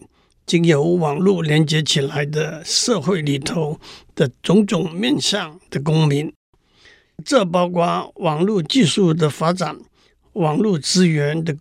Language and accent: Chinese; Tainan, Taiwan; 例如我的老家在台南，这是一个不会改变的事实。